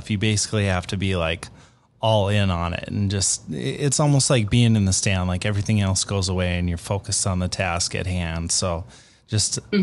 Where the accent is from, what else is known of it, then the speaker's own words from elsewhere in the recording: Minnesota, United States; I grew up in Minnesota